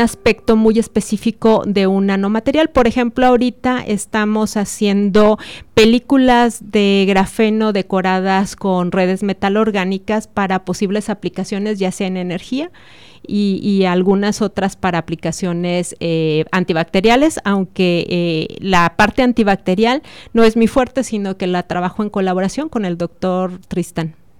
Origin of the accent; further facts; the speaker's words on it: San Luis Potosí, Mexico; moved away as an adult; now in Celaya, Mexico; yo nací en San Luis Potosí, donde estudié mi doctorado en la Universidad Autónoma de San Luis Potosí